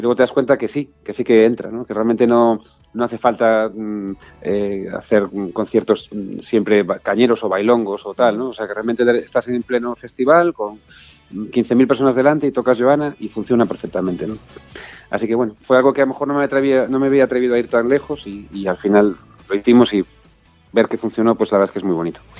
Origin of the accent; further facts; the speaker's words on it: Galicia, Spain; moved away as an adult; also born or lived in Buenos Aires, Argentina; mi tierra, que, mi casa